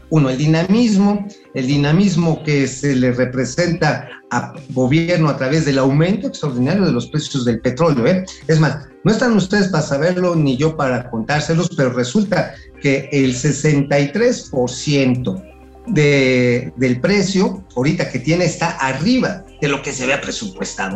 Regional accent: Tula de Allende, Hidalgo, Mexico; en la de Tula, de donde soy originario. Por cierto, ahí en mi tierra, en Tula

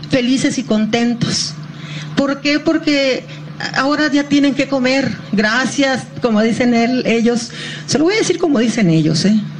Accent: Sonora, Mexico; yo soy de Sonora

